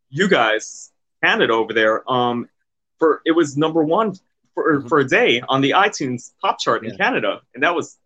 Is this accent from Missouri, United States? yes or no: no; New York City, New York, United States; moved away as an adult; also born or lived in Manhattan / Bronx / Brooklyn / Jersey City; now in Atlantic City, United States; I grew up in Queens, New York.